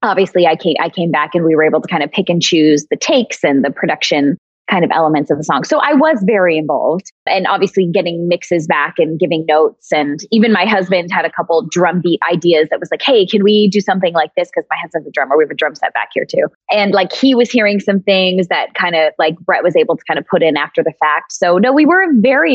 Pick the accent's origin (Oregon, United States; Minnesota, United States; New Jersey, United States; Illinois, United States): Minnesota, United States; also born or lived in New York; now in Nashville, United States; I'm originally from Minnesota, spent 15 years in New York, just moved here to Nashville 2 years ago